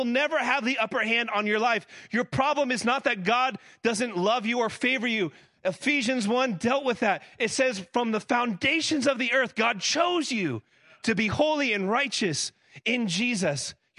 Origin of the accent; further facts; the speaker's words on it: Florida, United States; moved away as an adult; now in Tennessee, United States; So I grew up in South Florida before I moved. I've been in Tennessee for a decade.